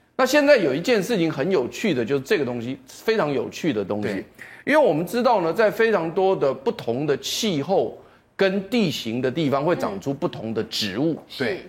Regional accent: Taiwan; 我们台湾人

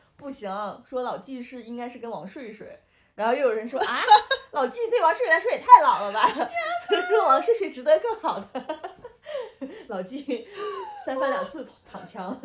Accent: Northeast China, China; 我是东北人

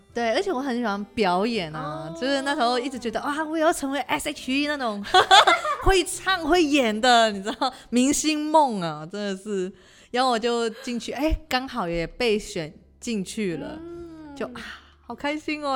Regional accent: Hong Kong; moved away as an adult; now in Taiwan; 我是来自香港的女生

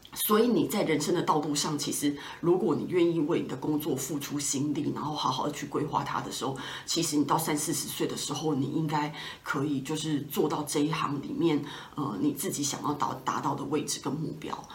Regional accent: Taipei, Taiwan; also born or lived in Australia; 我是台北土生土长的小孩嘛，所以其实都住在家里，没有离开家

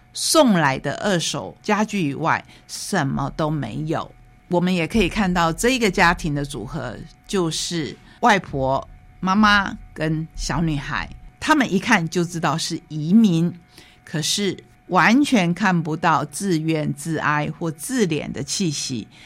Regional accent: Taiwan; 我们台湾人

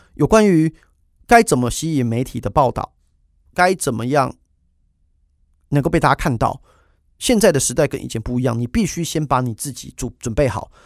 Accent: Taiwan; 身为一个台湾人

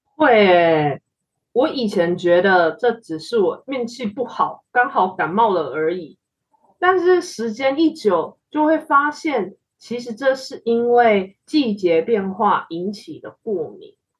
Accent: Taiwan; 我们身为台，在台湾出生长大的台湾人

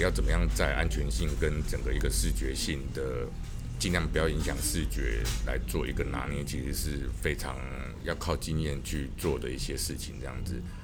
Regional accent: Kaohsiung, Taiwan; 我身为高雄人

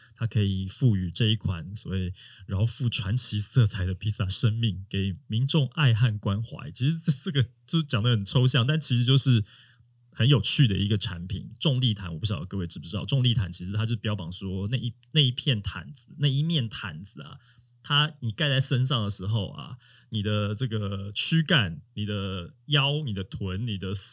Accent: Taiwan; 我们台湾人

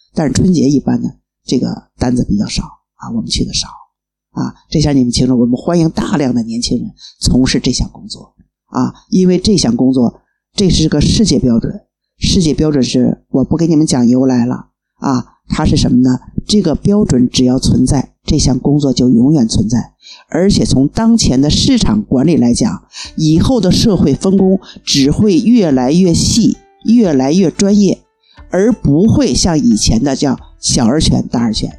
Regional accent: Beijing, China; 我从北京过来

